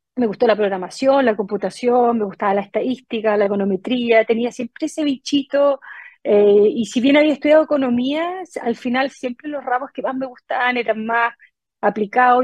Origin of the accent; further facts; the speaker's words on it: Chile; moved away as an adult; also born or lived in United States; 23 años que, que me fui de Chile